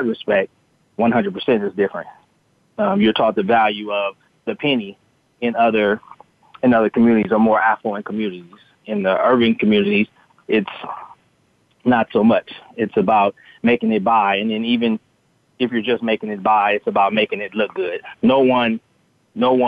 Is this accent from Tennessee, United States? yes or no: no; Los Angeles, California, United States; growing up in Los Angeles